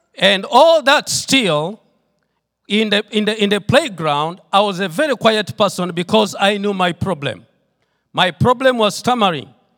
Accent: Tororo, Eastern Region, Uganda; I come from Tororo, Uganda. That's where the Lord has sent me with my wife and my children, and that's where we are doing the work of the Lord

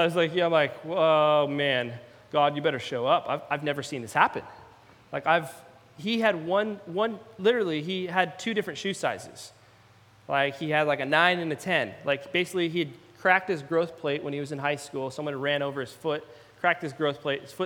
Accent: Salem, Oregon, United States; moved away; also born or lived in Eugene, Oregon / Redding, California; I actually grew up in Salem, Oregon, and so not too far from here

